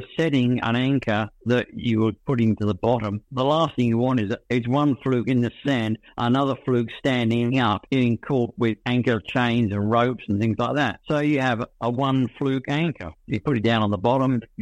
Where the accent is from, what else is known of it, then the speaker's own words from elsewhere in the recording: England, United Kingdom; moved away as an adult; now in Australia; being an English diver